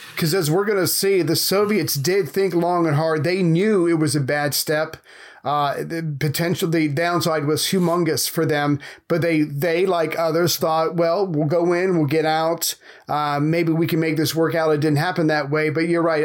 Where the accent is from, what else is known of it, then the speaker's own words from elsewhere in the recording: United States; as an American